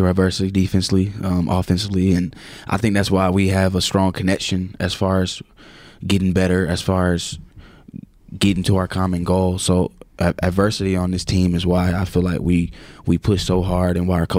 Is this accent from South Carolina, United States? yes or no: yes; South Carolina, United States; Yeah, it sucks. It's actually bad because I believe we should have a team. You know, we should have a NFL or NBA team in South Carolina, and we don't.